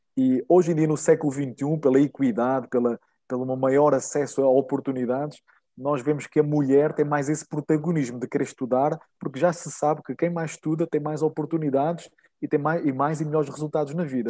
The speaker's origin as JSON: {"language": "Portuguese", "town": "Nazaré", "region": "Centro", "country": "Portugal", "tie": "born or raised there", "moved": "as an adult", "lives_now": "Brazil", "said": "eu sou de Portugal, uh, nasci em Nazaré"}